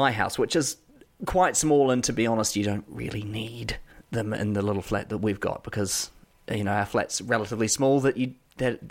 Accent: New Zealand; accent: New Zealand; my New Zealand accent

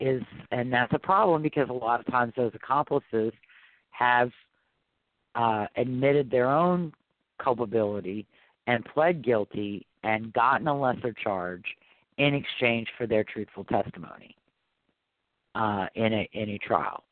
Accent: Louisiana, United States; also born or lived in Arkansas; I'm from Louisiana.

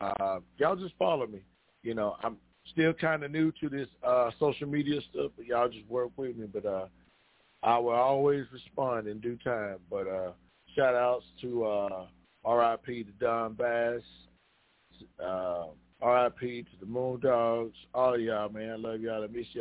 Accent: Chicago, Illinois, United States; I am from Chicago, Illinois.

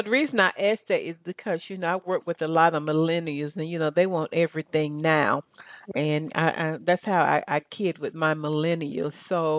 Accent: Southern United States, United States; accent: Southern; I'm losing my Southern accent.

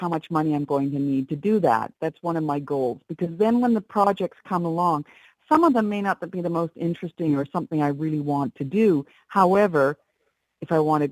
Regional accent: Canada; I've worked mostly, well, my entire life as a Canadian in Canada in the film industry

